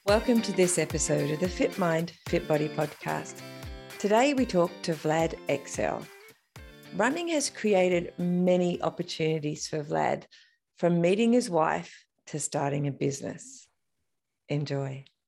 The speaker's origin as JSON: {"language": "English", "country": "Australia", "said": "I'm Australian, and we often get confused with South African."}